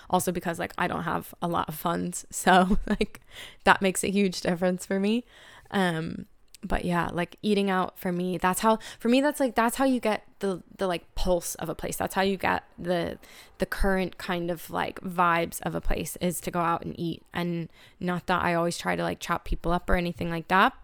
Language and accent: English; United States; moved away as an adult; now in Dublin, Ireland; as an American living in Dublin for three years